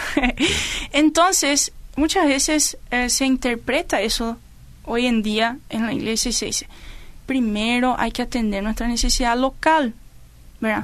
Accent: Paraguay; nosotros compartimos el tereré, como nos gusta el bellú y todo eso, eso es cosa de los paraguayos

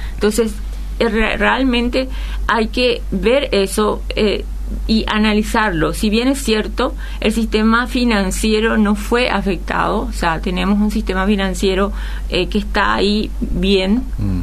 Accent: Paraguay; estamos viviendo y sintiendo todos los paraguayos

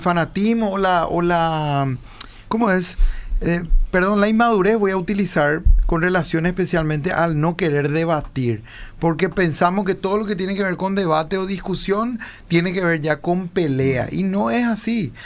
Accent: Lambaré, Central, Paraguay; él nació, vivió y creció en Lambaré y, y, y, la misma cosa pasa con mi persona

